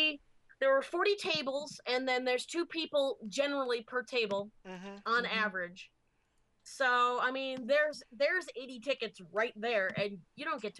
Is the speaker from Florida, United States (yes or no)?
yes; Florida, United States; moved away; See, I'm from Florida, the cosplay redheaded stepchildren of the USA.